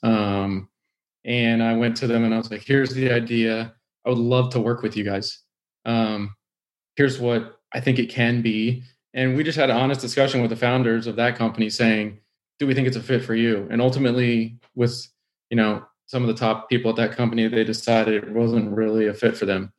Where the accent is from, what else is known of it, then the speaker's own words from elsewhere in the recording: Houston, Texas, United States; growing up in Houston, it was like oil is what you